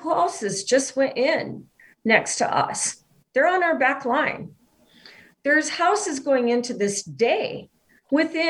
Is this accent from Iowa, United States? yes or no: yes; Iowa, United States; now in Kansas, United States; I'm from Iowa, farming people all my life